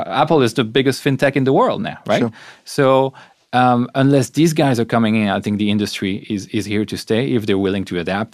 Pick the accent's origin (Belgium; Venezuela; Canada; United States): Belgium; I'm from Belgium